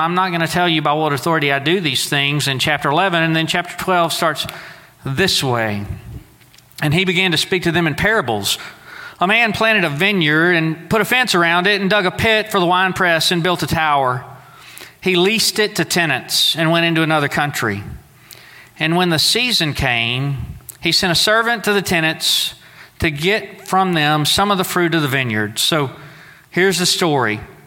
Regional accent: Southeast Texas, United States; moved away; Now, I grew up in Southeast Texas

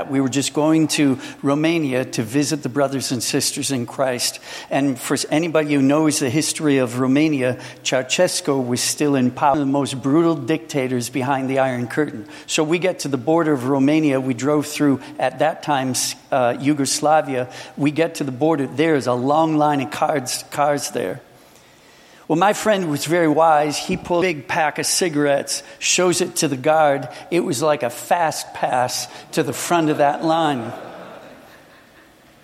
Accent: Minnesota, United States; I come from Minnesota

